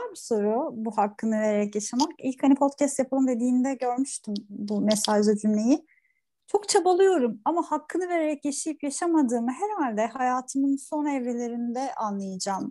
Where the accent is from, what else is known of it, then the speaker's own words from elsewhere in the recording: Turkey; ben bir sahil kasabasında büyüdüm